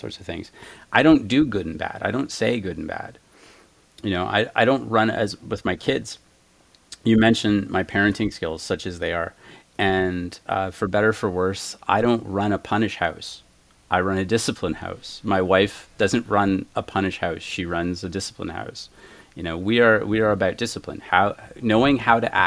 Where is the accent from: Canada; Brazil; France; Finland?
Canada; moved away as an adult; now in United States; I'm French Canadian